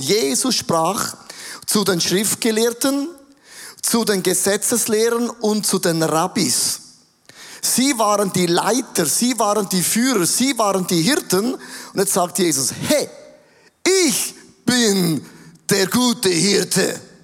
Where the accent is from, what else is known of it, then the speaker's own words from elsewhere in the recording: Switzerland; Ich komme aus dem Rheintal, da ist alles ein bisschen sturer.